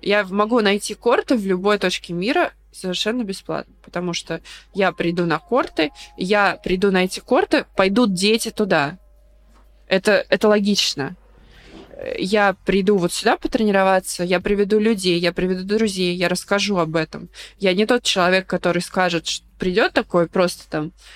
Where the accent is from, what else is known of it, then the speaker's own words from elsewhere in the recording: Volgograd, Volgograd Oblast, Russia; я обычная девчонка из Волгограда